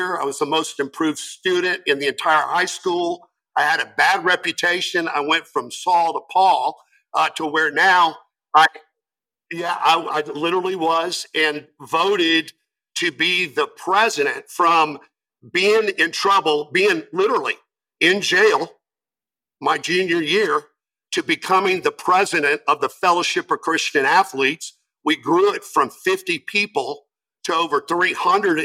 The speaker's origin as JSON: {"language": "English", "region": "Florida", "country": "United States", "tie": "born or raised there", "also_born_or_lived": "East Lansing, Michigan", "said": "But I grew up in Florida."}